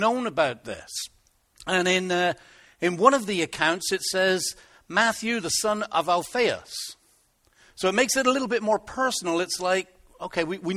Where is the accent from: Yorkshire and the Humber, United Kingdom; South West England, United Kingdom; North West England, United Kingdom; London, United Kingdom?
South West England, United Kingdom; Plymouth; moved away; I come from Plymouth